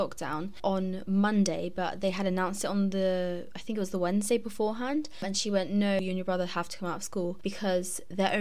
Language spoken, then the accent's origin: English; Southampton, South East England, United Kingdom; I'm 16 from Southampton